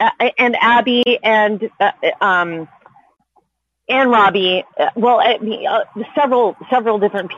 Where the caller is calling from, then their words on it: Los Angeles, California, United States; I'm calling in from Tongva Land in so-called Los Angeles